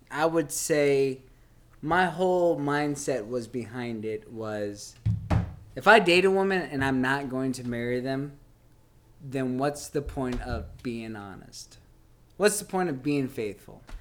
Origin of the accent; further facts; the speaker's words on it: South East England, United Kingdom; I'm from Kent. All right. I am from a small town, suburban town in Kent. I grew up in a cul de sac.